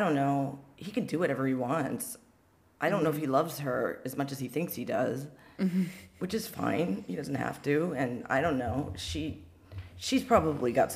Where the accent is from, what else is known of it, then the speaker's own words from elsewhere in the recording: Pacific Northwest, United States; I grew up in the Pacific Northwest